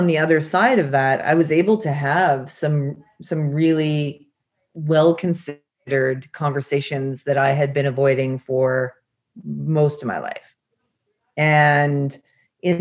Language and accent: English; British Columbia, Canada; I grew up in British Columbia, so lots of nature